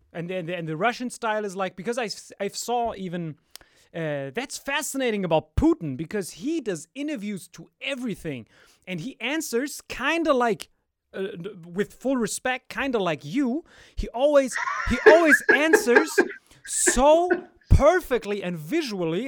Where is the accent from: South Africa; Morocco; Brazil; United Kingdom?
Morocco; I'm like from Morocco